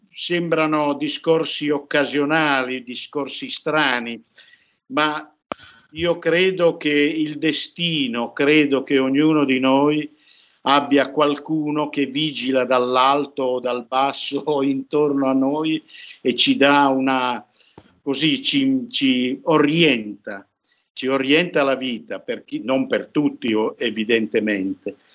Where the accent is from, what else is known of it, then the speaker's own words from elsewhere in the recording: Piedmont, Italy; io sono piemontese